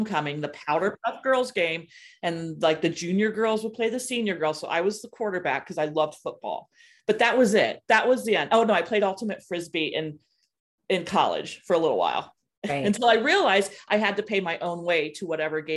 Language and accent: English; Ohio, United States; my experience growing up in Ohio.